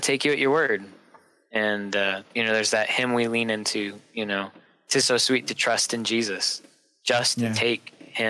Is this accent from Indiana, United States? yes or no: yes; South Bend, Indiana, United States; moved away as an adult; born and raised in northern Indiana.